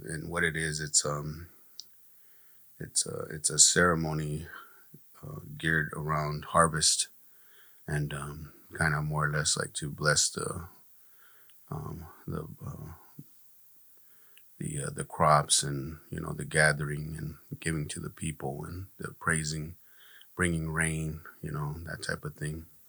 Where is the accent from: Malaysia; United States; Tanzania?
United States; Gila River, Arizona; I'm from here from Gila River. I'm a member of the tribe Akamaroatam.